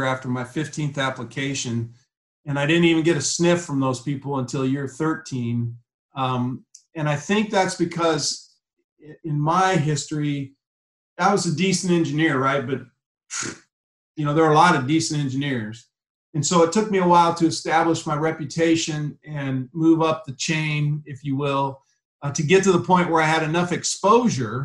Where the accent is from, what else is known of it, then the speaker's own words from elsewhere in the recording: Ashland, Nebraska, United States; moved away; I came from Ashland, Nebraska, with a population of about 1,800 people